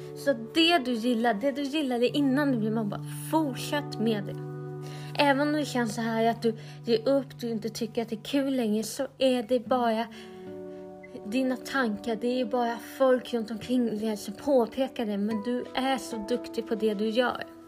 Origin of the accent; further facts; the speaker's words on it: Sweden; Men jag är helt svensk, jag lovar